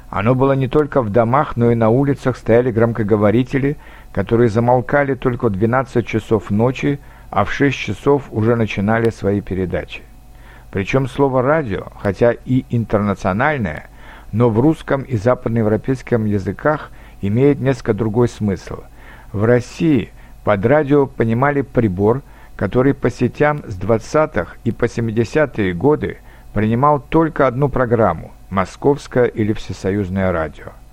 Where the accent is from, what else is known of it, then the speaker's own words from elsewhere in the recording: Kazakhstan; moved away; also born or lived in Saint Petersburg; Я, например, провел свое детство в Казахстане